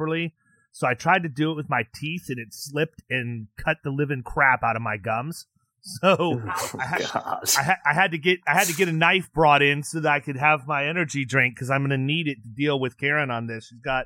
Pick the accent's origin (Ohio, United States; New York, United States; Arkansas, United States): Ohio, United States; Lorain; moved away; when you're born in Lorraine, you know where North Ridgeville is